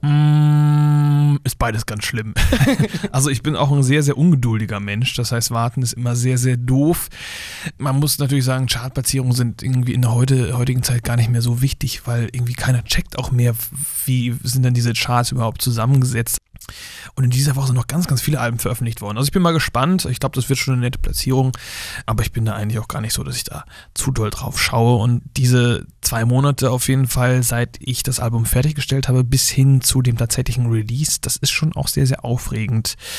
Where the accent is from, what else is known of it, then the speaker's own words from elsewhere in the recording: Flensburg, Schleswig-Holstein, Germany; accent: slight northern German; now in Buxtehude, Germany; vielleicht mit so einem ganz leichten Norddeutsch-Slang, weil ich ja aus Flensburg komme, ja. an der dänischen Grenze.